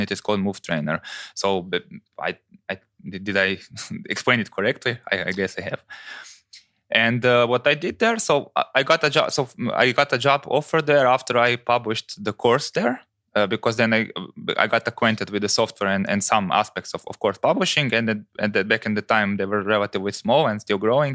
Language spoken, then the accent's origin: English; Croatia